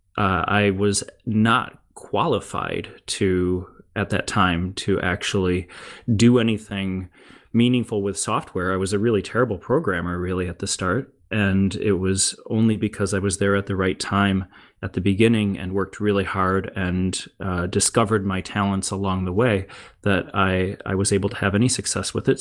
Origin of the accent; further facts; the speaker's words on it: United States; moved away as an adult; now in Germany; as an American in Germany